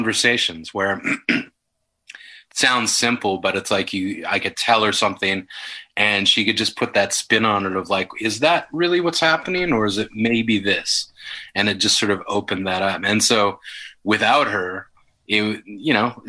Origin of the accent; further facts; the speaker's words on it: Yellowknife, Northwest Territories, Canada; I grew up in Yellowknife